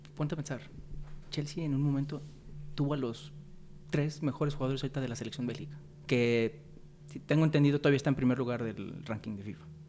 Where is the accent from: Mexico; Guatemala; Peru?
Mexico; somos mexicanos, somos mexicanos